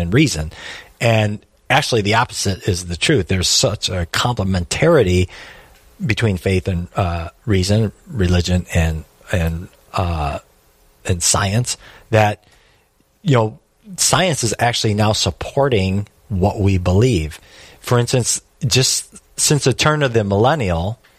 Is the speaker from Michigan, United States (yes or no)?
yes; Detroit, Michigan, United States; I'm from Detroit